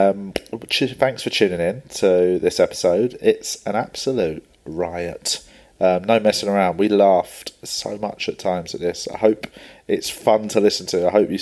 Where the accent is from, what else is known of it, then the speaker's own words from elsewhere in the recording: London, United Kingdom; I grew up in Tooton in South London